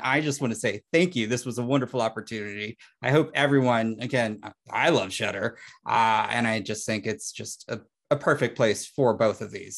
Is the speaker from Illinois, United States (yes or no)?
no; St. Louis, Missouri, United States; as somebody growing up in Saint Louis or Tornado, Tornado Alley